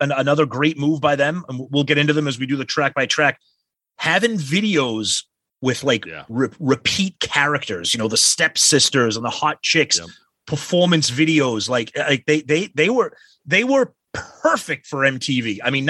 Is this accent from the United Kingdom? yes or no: no; Medford, United States; I played hockey growing up in Medford.